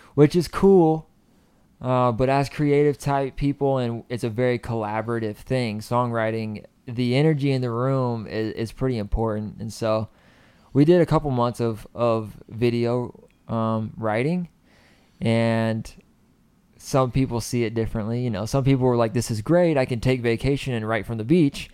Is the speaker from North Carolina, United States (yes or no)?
yes; Clayton, North Carolina, United States; moved away as an adult; born and raised in a little town called Clayton, east of Raleigh